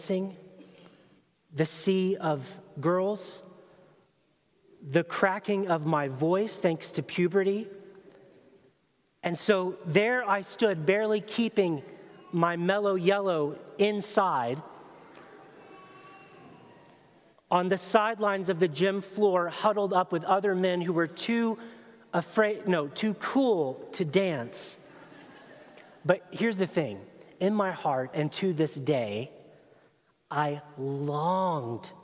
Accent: Chattanooga, Tennessee, United States; my hometown of Chattanooga, Tennessee, 13 years old

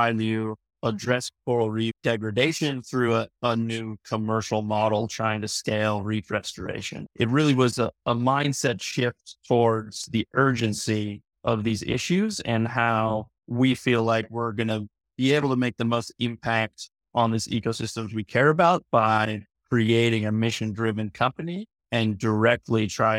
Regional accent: San Diego, California, United States; Yeah, so I grew up in San Diego, California. I spent as much time as I could on the beach and in the waves and have a deep connection to the ocean and to nature.

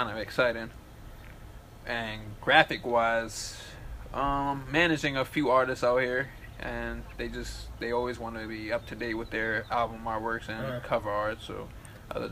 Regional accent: Silver Spring, Maryland, United States; also born or lived in Eastern Shore, Maryland; now in Hagerstown, United States; I was born and raised in Silver Spring, Maryland. I moved to the Eastern Shore and then I moved here to Hagerstown

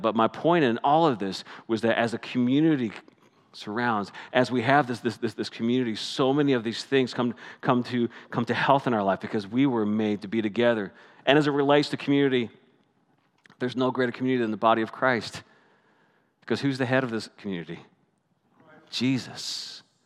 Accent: Canada; moved away as an adult; now I'm Canadian

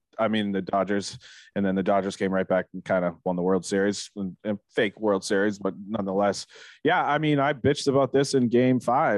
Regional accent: Boston, Massachusetts, United States; we're from Boston, we're fucking ruthless.

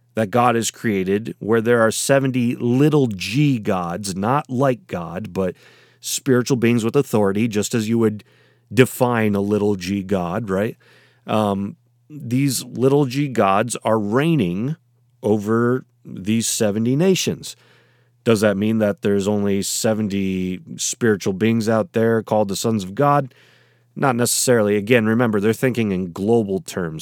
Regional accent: United States; I'm in, uh, America and therefore, uh, in the United States

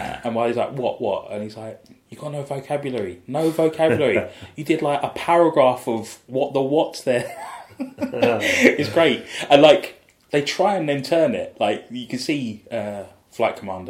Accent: London, United Kingdom; I'm from South

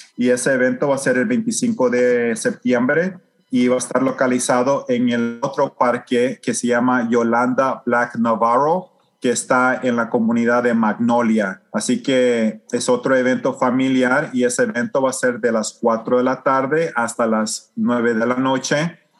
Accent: El Salvador; now in Houston, United States; yo me crecí en El Salvador

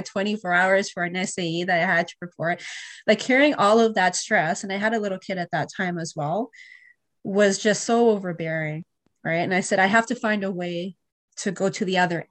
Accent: Canada; also born or lived in Europe; I came back to Canada

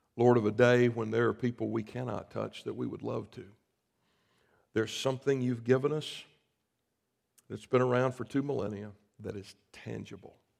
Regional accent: South Carolina, United States; I grew up in South Carolina

